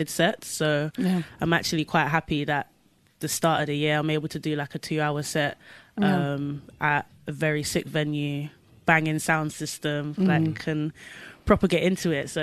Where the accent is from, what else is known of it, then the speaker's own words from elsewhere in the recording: London, United Kingdom; I'm from Southwest London